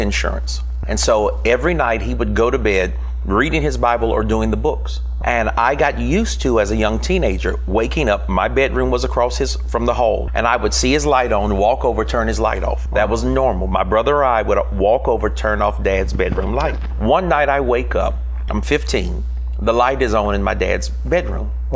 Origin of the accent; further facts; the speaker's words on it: North Carolina, United States; born and raised in North Carolina. So come out of the South